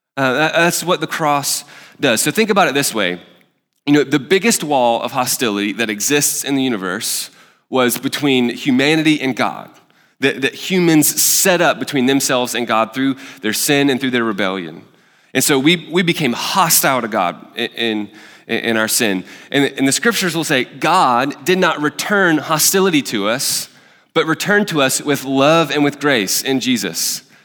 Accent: Alabama, United States; now in Nashville, United States; I'm from Alabama, so there's, like, deep rooted, like, Alabama versus Auburn

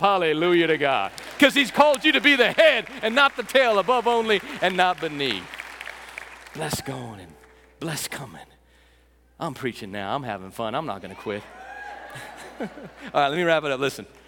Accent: West Texas, United States; We're from West Texas

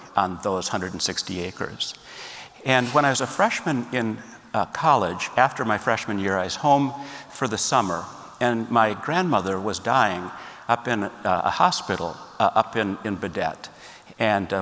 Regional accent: Minneapolis, Minnesota, United States; I grew up in Minneapolis, Minnesota

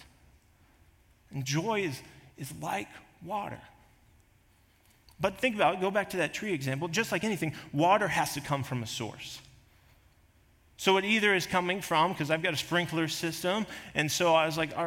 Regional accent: Kansas, United States; now in South Dakota, United States; I grew up in Kansas, there was always plenty of trees

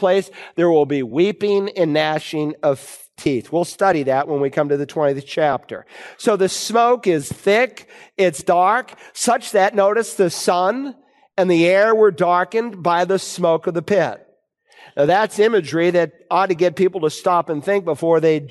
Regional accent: Worcester, Massachusetts, United States; moved away as an adult; I grew up in Worcester, Massachusetts, and I left home

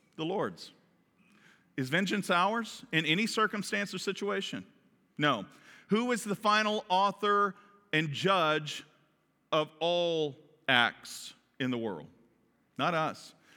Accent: Kentucky, United States; accent: Kentucky; my Kentucky accent

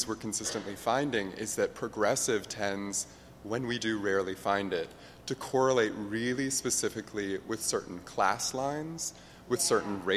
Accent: Corryton/Karns, near Knoxville, East Tennessee, United States; moved away; In Carnes, right outside Knoxville

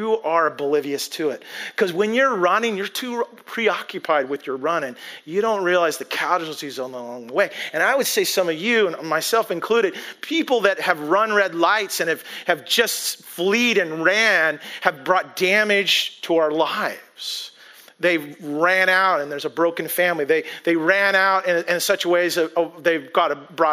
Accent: Bellingham, Washington, United States; I grew up in Whatcom County, grew up in Bellingham

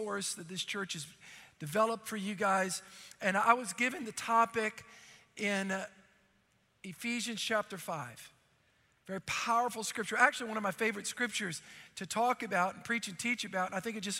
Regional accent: New Orleans, Louisiana, United States; I grew up in New Orleans

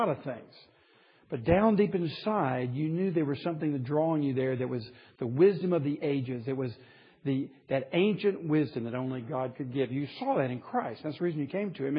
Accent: Athens, Tennessee, United States; moved away; First Baptist Athens, Tennessee, which is my hometown church

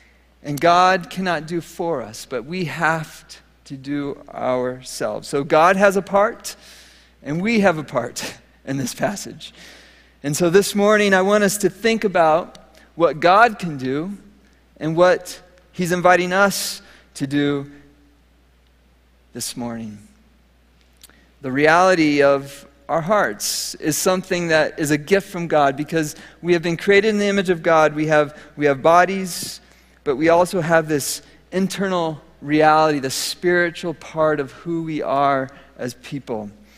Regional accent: Minnesota, United States; So, as many of you know, I came from Minnesota, and in Minnesota, I learned something that I love today, gardening

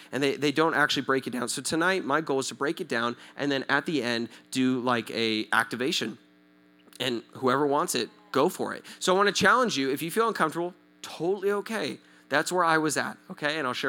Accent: Southern California, United States; I'm from Southern California. I speak Spanish. Kind of, not really

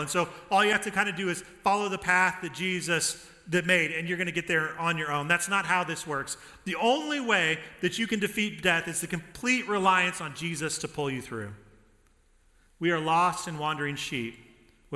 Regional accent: Denver, Colorado, United States; I grew up in Denver

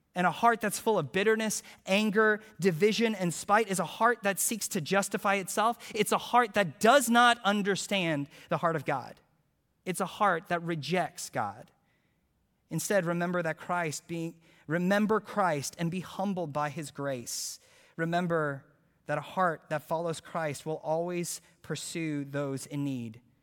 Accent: Houston, Texas, United States; I'm from Houston

